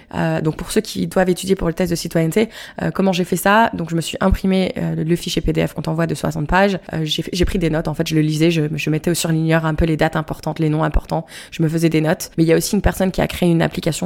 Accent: Moselle, Grand Est, France; moved away as an adult; now in Canada; je suis de la Moselle

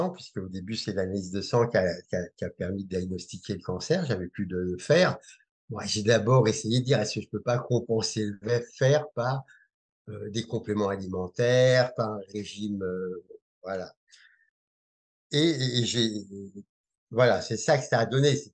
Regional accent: Algeria; born there; Dès, la naissance, voilà, je suis né en Algérie

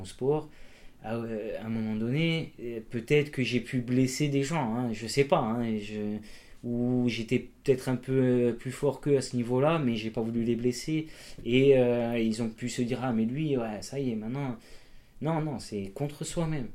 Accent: Castagniccia, Corsica, France; on monte chez moi en Castanic

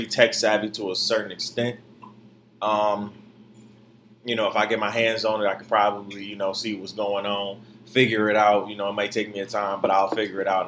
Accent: Detroit, Michigan, United States; also born or lived in Florida; now in New York, United States; I'm a city boy nonetheless, but I'm from Detroit

